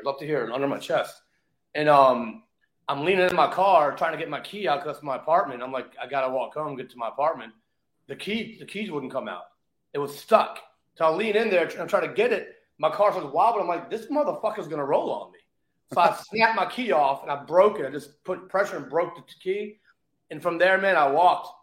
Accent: Richmond, Virginia, United States; also born or lived in New York City / Las Vegas; now in Florida, United States; I grew up in Richmond, Virginia

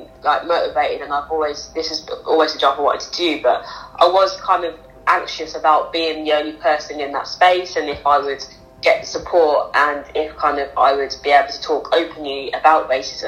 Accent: Northampton, East Midlands, United Kingdom; Northampton, growing up in Northampton, it's not kind of like London or Birmingham

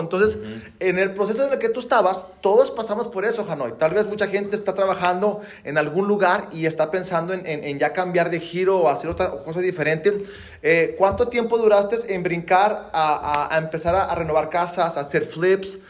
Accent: Mexico; moved away as an adult; now in United States; soy mexicano de corazón, eh, gringo de, cascarón

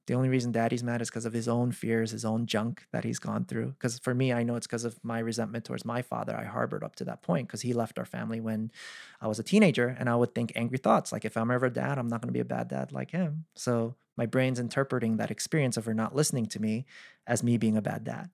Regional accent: East Coast, United States; I'm from the East Coast

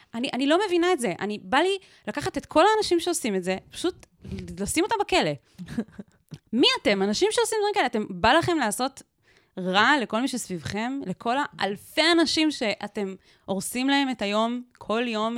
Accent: Southern District, Israel; גדלתי בקיבוץ באמצע המדבר, באמצע שום מקום

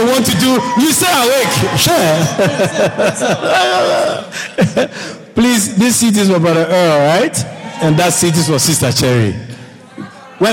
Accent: Ghana; moved away as an adult; also born or lived in Europe; I'm from Ghana

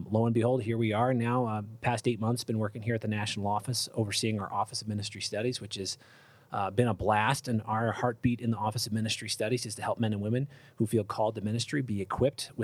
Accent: Cleveland, Ohio, United States; moved away as an adult; I grew up in Cleveland, Ohio

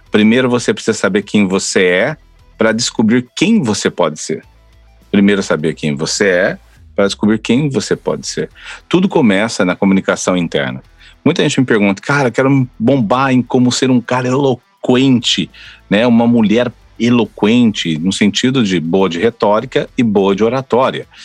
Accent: São Paulo, Brazil; now in Florianópolis, Brazil; Eu moro em Florianópolis, mas eu não sou de Floripa, né? Faz 18 anos que moro em Floripa, sou do interior de São Paulo, conheci uma argentina, casei

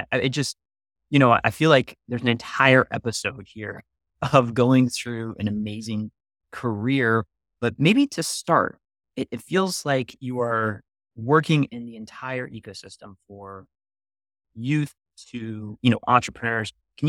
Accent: Brooklyn, New York, United States; I am a New Yorker, a Brooklynite to be specific, through and through

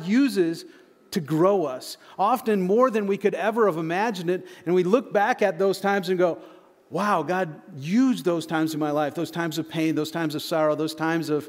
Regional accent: Michigan, United States; moved away; I grew up in Michigan.

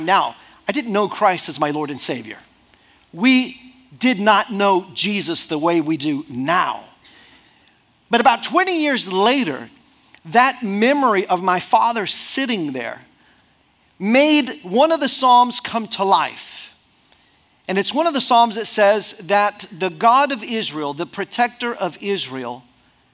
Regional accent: Mexico; moved away as an adult; I grew up 18 years in Mexico. We were living in Mexico

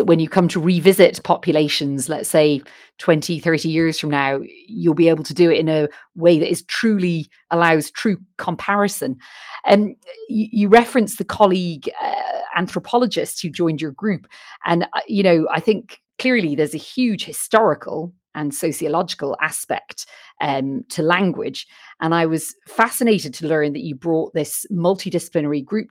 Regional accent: Ireland; being Irish

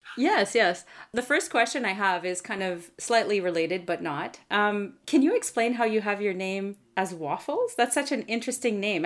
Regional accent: Canada; I'm a Francophone from Canada

